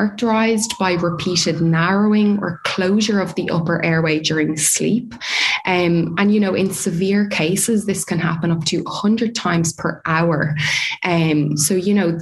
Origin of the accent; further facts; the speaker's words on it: Dublin, Leinster, Ireland; moved away as an adult; also born or lived in New Zealand / South Australia; now in Australia; I'm originally from Dublin in Ireland, as you can probably tell from my accent.